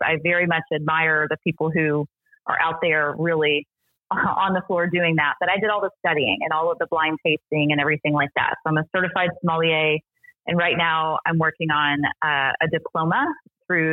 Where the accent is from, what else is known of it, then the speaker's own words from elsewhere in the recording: Austin, Texas, United States; also born or lived in Alsace, France; I am from Texas. Yay. I grew up in Austin